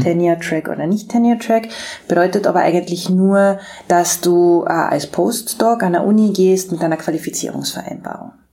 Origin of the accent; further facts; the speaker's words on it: Austria; moved away; also born or lived in Graz; als Österreicherin